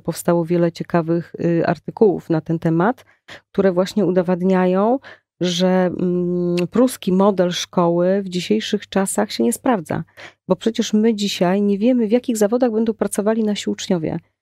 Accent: Prudnik, Opole Voivodeship, Poland; moved away as an adult; now in Poznań, Poland; ja mm, pochodzę z Opolszczyzny. Y, moim rodzinnym miastem jest miasto Prudnik.

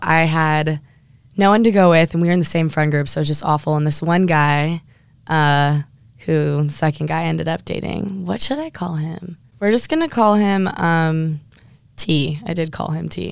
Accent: Huntington Beach, California, United States; I'm from Huntington Beach, California

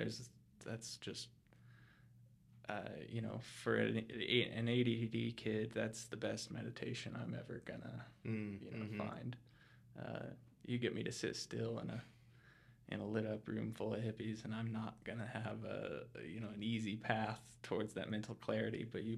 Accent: Colorado Springs, Colorado, United States; I was born and raised here in Colorado Springs

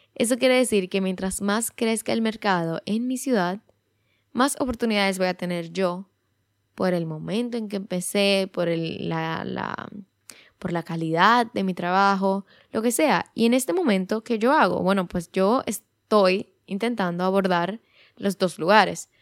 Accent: Dominican Republic; en mi país, en República Dominicana

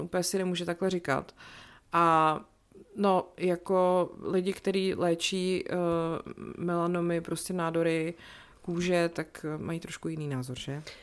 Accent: České Budějovice, South Bohemian Region, Czechia; moved away; ve sportovní hale u nás v Budějcích

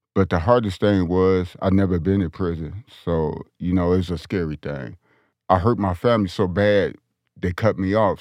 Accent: Detroit, Michigan, United States; now in Denver, United States; I'm from Detroit, Michigan

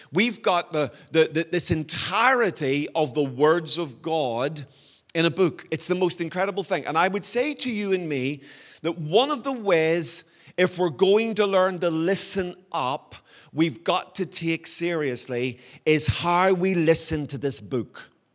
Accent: Belfast, Northern Ireland, United Kingdom; when I was a boy growing up in Belfast.

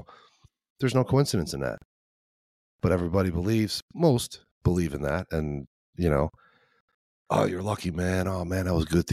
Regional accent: Chicago, Illinois, United States; now in Midwest, United States; I'm from Chicago

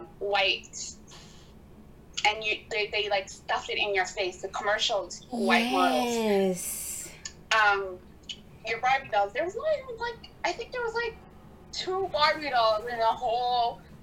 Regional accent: Canada; I grew up here in Canada

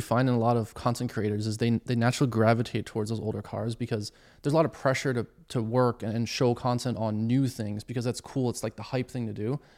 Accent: Bavaria, Germany; moved away; I grew up in Germany originally

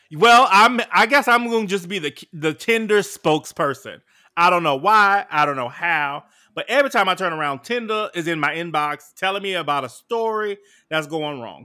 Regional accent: New York City, New York, United States; I'm from New York City

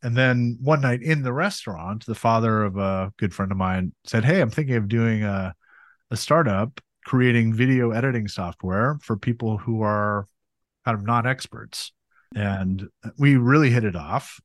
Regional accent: Montana, United States; I grew up in Montana and that was amazing place to grow up in so many ways

